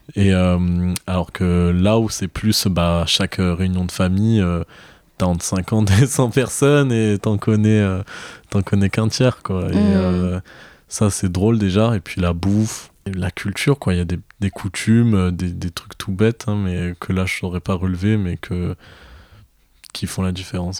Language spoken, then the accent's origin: French; Marseille, Provence-Alpes-Côte d'Azur, France; je viens de Marseille